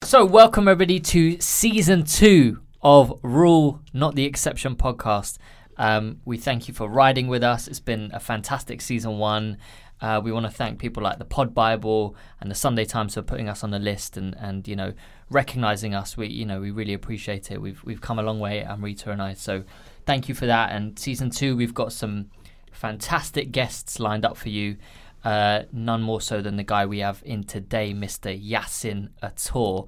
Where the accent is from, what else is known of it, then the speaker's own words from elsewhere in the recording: London, United Kingdom; I was born and raised in, in London